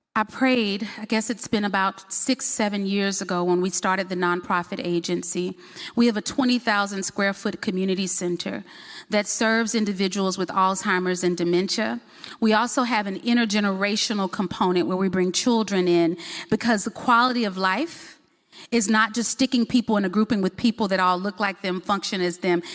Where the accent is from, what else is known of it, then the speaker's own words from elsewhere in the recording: Baton Rouge, Louisiana, United States; now in Huntsville, United States; I was born in Baton Rouge, Louisiana, and I always forget. I never want to tell people I'm from Alabama. I don't know why. Um, but we live in Huntsville, Alabama